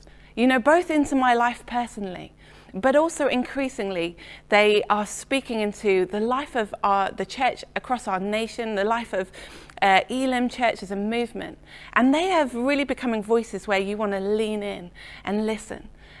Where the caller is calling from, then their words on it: Letchworth, East of England, United Kingdom; I'm joining you from Letchworth in Hertfordshire this morning.